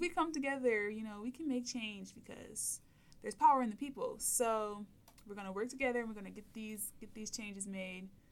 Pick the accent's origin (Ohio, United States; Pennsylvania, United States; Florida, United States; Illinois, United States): Ohio, United States; Toledo; I'm from Toledo, so I applied to UT